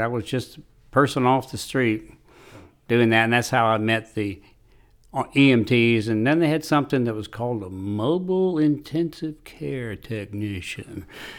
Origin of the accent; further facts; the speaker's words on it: Raleigh, North Carolina, United States; now in Hillsborough, United States; in Hillsboro since 1984, right after got married and moved to Hillsboro, and grew up in Raleigh.